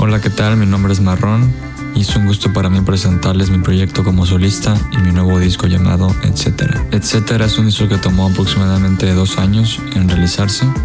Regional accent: Acapulco, Guerrero, Mexico; Acapulco, de donde soy originario

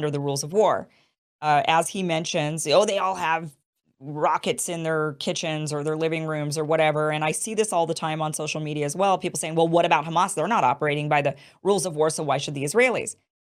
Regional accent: United States; we, the United States, we, the American people

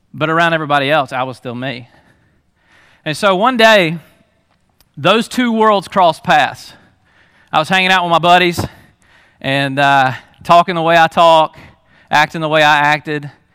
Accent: Lula, Georgia, United States; also born or lived in Hall County, Georgia; we moved to Lula

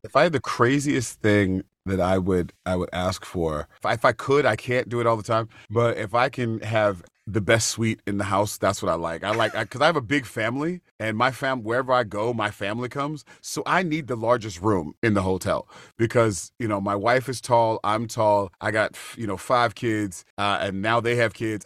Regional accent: United States; We're from America

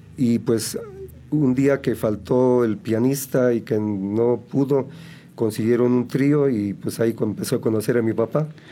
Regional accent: Celaya, Guanajuato, Mexico; yo soy originario de Celaya, Guanajuato. Eh, por allá nací.

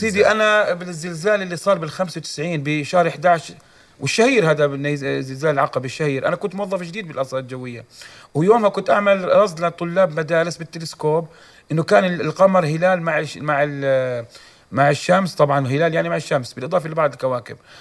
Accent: Jordan; عندنا في الاردن

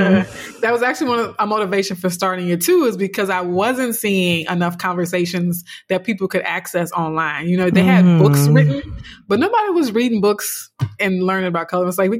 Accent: South Louisiana, United States; a dark-skinned, you know, Black girl growing up in South Louisiana

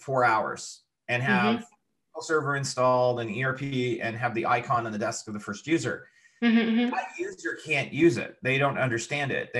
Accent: Quebec, Canada; also born or lived in Montreal / Ontario; I'm Canadian. I'm originally from Quebec, but I've lived in both Quebec and Ontario for my whole life.

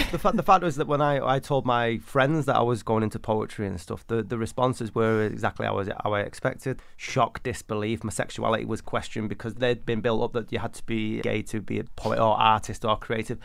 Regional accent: Manchester, North West England, United Kingdom; I grew up in 1980s Manchester

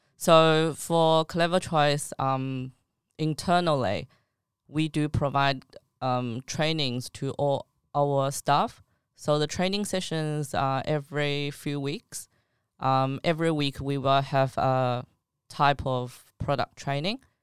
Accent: China; now in Australia; I'm from China.

